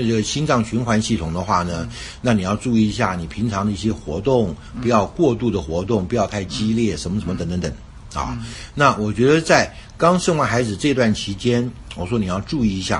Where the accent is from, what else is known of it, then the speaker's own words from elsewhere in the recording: China; 我所知道的一些中医的一些这个概念呢，就是因为我是中国人，嗯，从从小呢就长大的呢